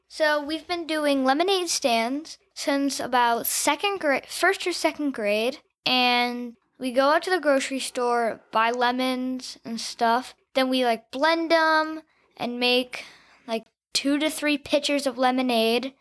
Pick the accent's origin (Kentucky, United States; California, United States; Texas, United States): Texas, United States; Houston; also born or lived in Atlanta, Georgia / Connecticut; I live in Houston, Texas. I go to the John Cooper School, um, I've, I was born in Atlanta, then I moved to Connecticut, and then I moved to Texas, where, where I've lived for five years.